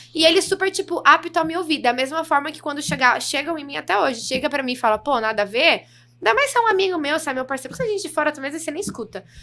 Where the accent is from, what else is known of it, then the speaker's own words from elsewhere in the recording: Brazil; accent: interior (caipira, dragged R); já começo a falar bem interior, assim, que as pessoas acham que eu não sou, porque eu não tenho muito sotaque do interior